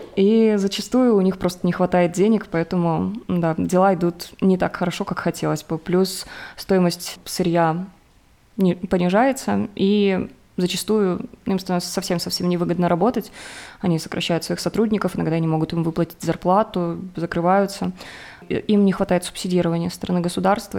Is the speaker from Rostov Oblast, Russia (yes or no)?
yes; Rostov-on-Don, Rostov Oblast, Russia; moved away as an adult; now in Armenia; я из Ростова, с юга